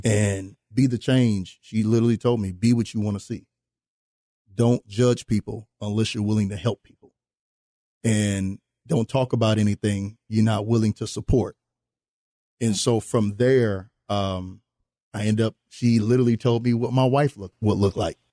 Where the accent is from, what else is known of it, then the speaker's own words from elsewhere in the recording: New Orleans, Louisiana, United States; those of us that are from New Orleans